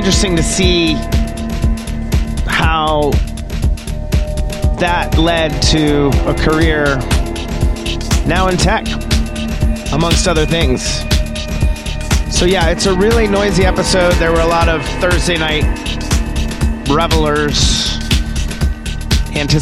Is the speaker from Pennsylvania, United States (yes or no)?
yes; Western Pennsylvania, United States; I grew up in Western Pennsylvania, in the middle of farm country.